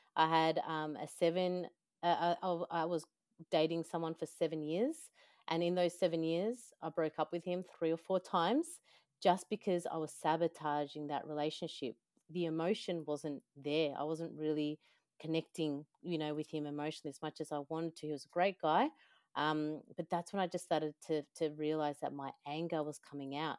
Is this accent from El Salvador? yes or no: yes; El Salvador; I am from El Salvador.